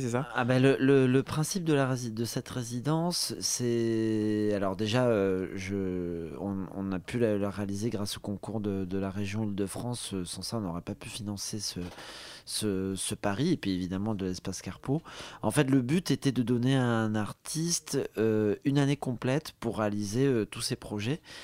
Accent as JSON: {"language": "French", "country": "Côte d’Ivoire", "tie": "born or raised there", "also_born_or_lived": "Morocco", "said": "ma mère était marocaine, donc, euh, j'ai de la famille, euh, au Maroc. Je suis né en Côte d'Ivoire"}